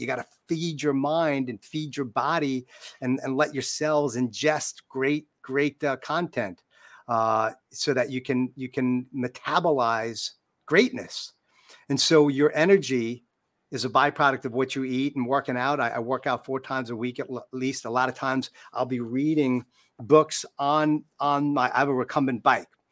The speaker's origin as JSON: {"language": "English", "region": "New York", "country": "United States", "said": "I'm a New Yorker."}